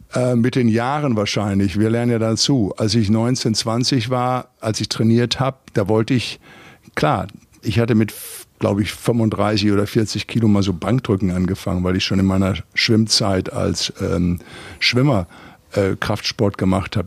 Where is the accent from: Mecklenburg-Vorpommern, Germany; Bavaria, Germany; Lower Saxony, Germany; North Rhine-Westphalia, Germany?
North Rhine-Westphalia, Germany; Recklinghausen; moved away as an adult; Ich komme aus dem Ruhrpott, Arbeiterfamilie, Vater Schlosser Schweißer, Mutter hat äh, Schuhe verkauft. Ich bin auf 55 Quadratmeter groß geworden in, in Recklinghausen Süd im Arbeiterviertel.